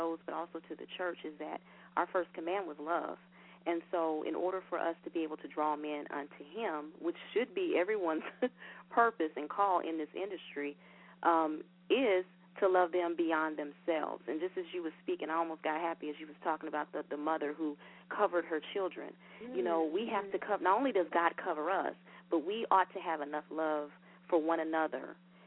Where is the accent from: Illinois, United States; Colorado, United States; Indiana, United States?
Indiana, United States; now in Atlanta, United States; I am originally from Indiana, but I live in Atlanta now